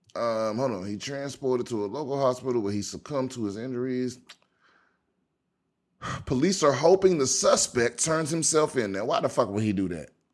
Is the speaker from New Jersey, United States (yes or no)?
no; Prince George's County, Maryland, United States; my home, my hometown. This is from, this is from P G County, Maryland